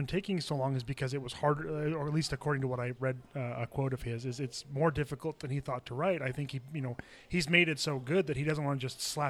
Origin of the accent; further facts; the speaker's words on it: Salt Lake Valley, Utah, United States; when I was a kid, I grew up here in the Salt Lake Valley.